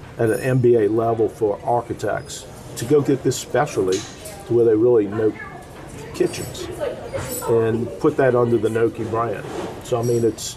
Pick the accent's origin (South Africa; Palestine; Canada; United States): United States; New Orleans, Louisiana; growing up in New Orleans